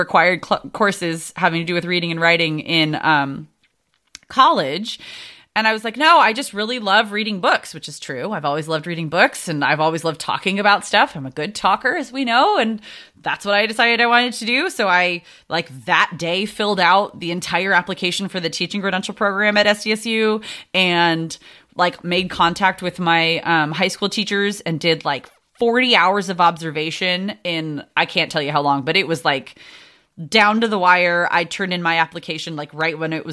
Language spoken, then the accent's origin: English; San Diego, California, United States; Born and raised in San Diego.